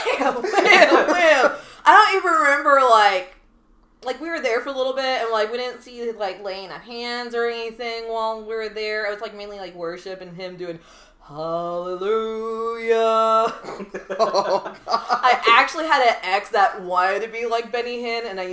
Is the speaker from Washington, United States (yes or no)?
yes; Seattle, Washington, United States; growing up in Seattle, Washington